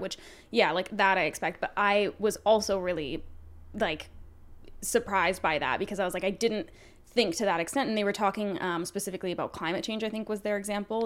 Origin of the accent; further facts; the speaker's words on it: Canada; we're Canadian